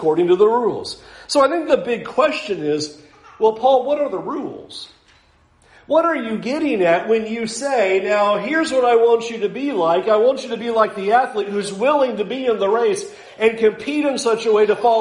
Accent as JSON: {"language": "English", "country": "United States", "said": "as American Christians"}